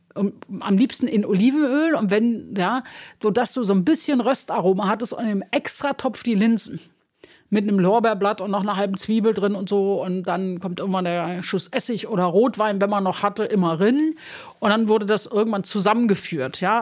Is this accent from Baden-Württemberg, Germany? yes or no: no; Recklinghausen, North Rhine-Westphalia, Germany; moved away as an adult; also born or lived in Düsseldorf; now in Berlin, Germany; Also ich bin im Ruhrgebiet aufgewachsen, mhm. Recklinghausen.